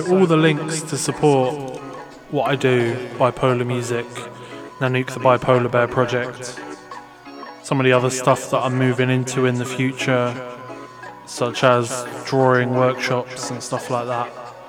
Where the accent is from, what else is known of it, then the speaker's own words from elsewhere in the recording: Luton, East of England, United Kingdom; accent: total mess; also born or lived in Sheffield / Berwick-upon-Tweed / Carlisle / Swindon; I'm actually from Luton. I was born in the Luton and Dunstable Hospital. But then I moved to Sheffield, near Sheffield. Then I moved to Berwick-upon-Tweed. And then I moved to Carlisle. And then I moved to Swindon.